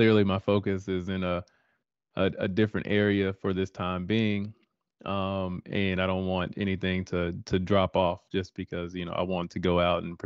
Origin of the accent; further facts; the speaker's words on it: Denton, Texas, United States; moved away; my hometown of Denton, Texas